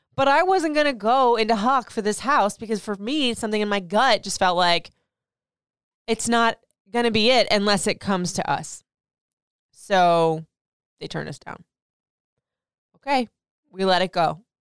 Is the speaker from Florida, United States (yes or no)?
yes; Florida, United States; moved away as an adult; also born or lived in Michigan / Memphis / Nashville / Atlanta; now in Maryland, United States; I grew up in Florida, left Florida to go to Michigan, left Michigan to go to Memphis, Memphis to Nashville, Nashville to Atlanta, and Atlanta, now here in Maryland, D C, in the D M V area